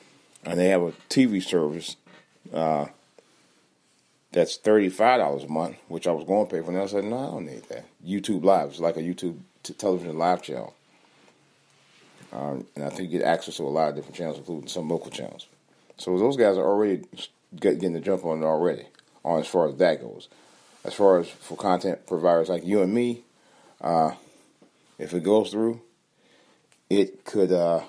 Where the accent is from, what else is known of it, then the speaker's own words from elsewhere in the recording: Ohio, United States; And I'll talk about that stupid bitch from my home state, Omarosa, and her firing.